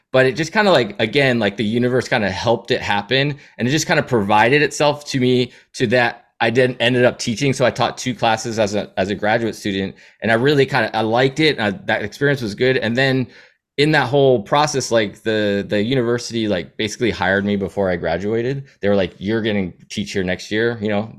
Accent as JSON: {"language": "English", "town": "Seattle", "region": "Washington", "country": "United States", "tie": "born or raised there", "also_born_or_lived": "New Hampshire", "said": "I'd say Seattle is my home. That's where I grew up"}